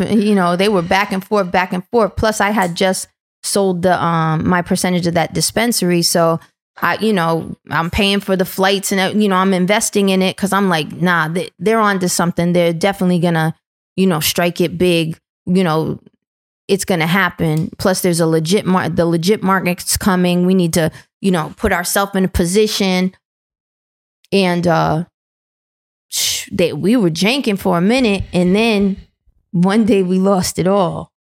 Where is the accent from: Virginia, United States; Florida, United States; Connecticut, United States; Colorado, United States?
Connecticut, United States; New London; I come from New London, Connecticut. It was always a trap town